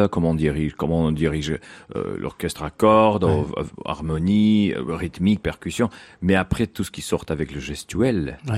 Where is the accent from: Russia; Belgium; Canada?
Russia; Saint Petersburg; Oui, moi je viens de Saint-Pétersbourg et, là j'essaie d'imposer un peu l'école de Saint-Pétersbourg sur Bolshoï.